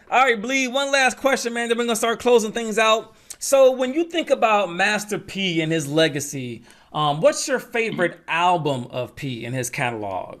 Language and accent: English; the South, United States; I'm from the South as well